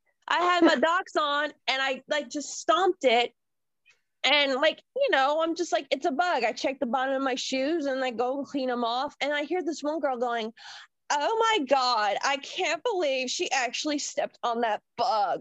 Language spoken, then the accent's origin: English; Florida, United States; I grew up in Florida, so we had a little bunch of creepy crawlies running around